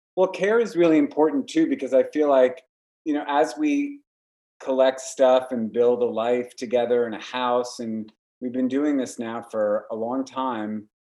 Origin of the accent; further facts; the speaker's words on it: Warwick, New York, United States; moved away as an adult; we moved upstate to Warwick, my hometown